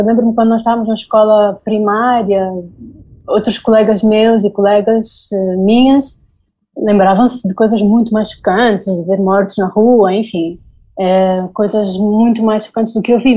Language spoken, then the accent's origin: Portuguese; Angola; moved away as an adult; also born or lived in Spain; now in Berlin, Germany; eu sou angolana e vivi durante o tempo do, do José Eduardo Santos